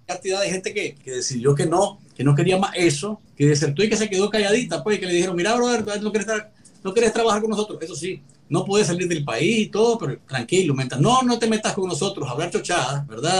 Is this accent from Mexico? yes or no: no; Nicaragua; moved away; presentarnos como nicaragüenses en el exilio